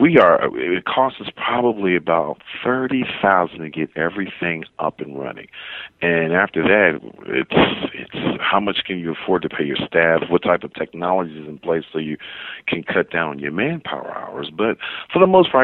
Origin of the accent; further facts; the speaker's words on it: Philadelphia, Pennsylvania, United States; now in Sacramento, United States; Prometheus Radio in Philadelphia, my hometown